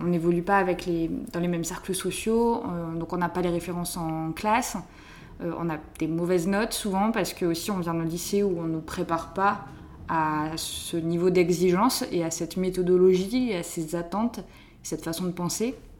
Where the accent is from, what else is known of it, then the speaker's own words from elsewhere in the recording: southern France, France; Je viens d'une euh, petite famille de viticulteurs dans le sud de la France. Mes parents font du vin et j'ai grandi, euh, là-bas